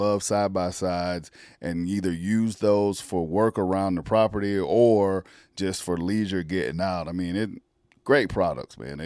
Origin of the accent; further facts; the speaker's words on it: South Carolina, United States; I grew up in South Carolina, grew up in the country